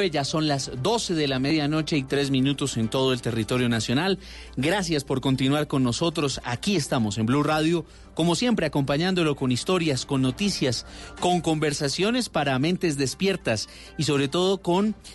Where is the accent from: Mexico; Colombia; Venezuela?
Colombia; Desafortunadamente, uno se siente como colombiano, se decepciona frente a ese tipo de situaciones.